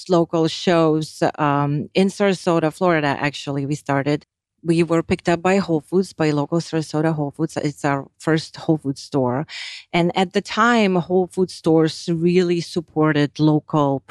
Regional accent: Lithuania; now in United States; I grew up and I was raised and born in Lithuania. Once we moved to United States

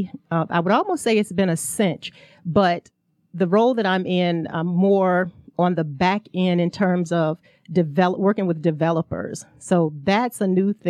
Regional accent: Emporia, Virginia, United States; moved away as an adult; also born or lived in New Jersey; now in Atlanta, United States; I am from New Jersey by way of Emporia, Virginia. I was born and raised in the South, so I'm a country girl at heart, but lived in New Jersey for a little over 24 years

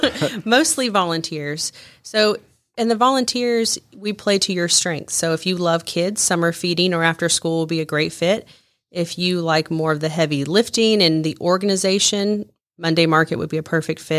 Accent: Joplin, Missouri, United States; in Joplin, Missouri

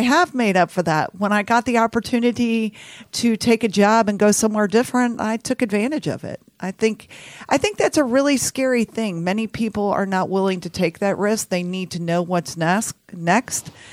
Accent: Houston, Texas, United States; also born or lived in San Antonio, Texas / New Orleans; I grew up in Houston, Texas

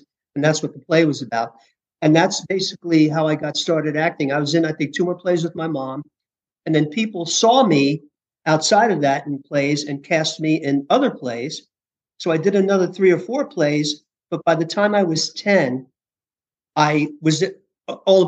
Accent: New York City, New York, United States; moved away as an adult; also born or lived in California; I grew up in Hell's Kitchen, New York, very rough and tumble neighborhood

